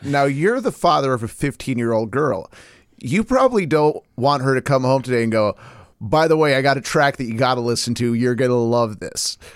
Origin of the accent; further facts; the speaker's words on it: Portland, United States; I'm from Portland